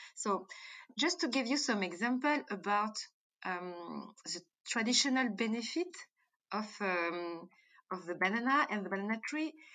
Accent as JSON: {"language": "English", "country": "Martinique", "tie": "born or raised there", "also_born_or_lived": "Djibouti / France", "accent": "French", "second_language": "English", "moved": "yes", "said": "I born in Africa, I born in Djibouti, so I spent my childhood between Africa and uh, Martinique."}